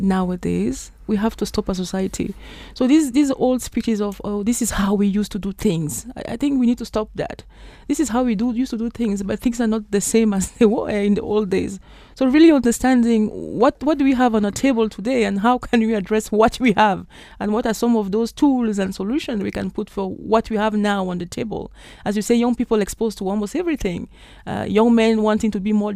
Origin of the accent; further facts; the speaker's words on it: Cameroon; I'm originally from Cameroon